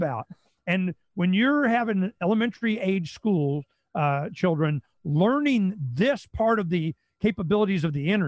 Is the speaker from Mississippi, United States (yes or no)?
no; Phoenix, Arizona, United States; We're from Phoenix